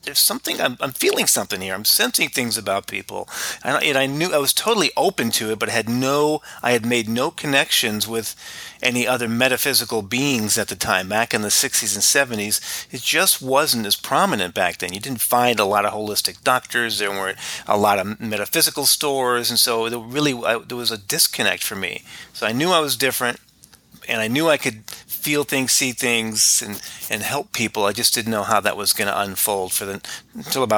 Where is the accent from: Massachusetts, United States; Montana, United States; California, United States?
California, United States; Orange County, Southern; moved away as an adult; also born or lived in Albuquerque, New Mexico; now in Phoenix, United States; I am originally from Southern California, Orange County, near Disneyland. Grew up in that area in the 60s and 70s